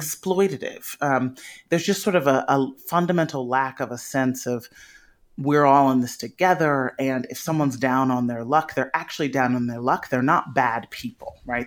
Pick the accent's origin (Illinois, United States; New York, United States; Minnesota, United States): Illinois, United States; Chicago; I grew up in Chicago